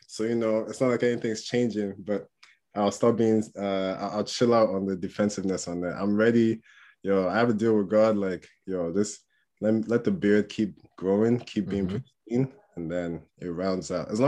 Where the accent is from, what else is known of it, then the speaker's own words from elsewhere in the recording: England, United Kingdom; also born or lived in Port Harcourt, Nigeria; I was born in a city called Port Harcourt in Nigeria. Moved to England when I was like 6 or 7 years old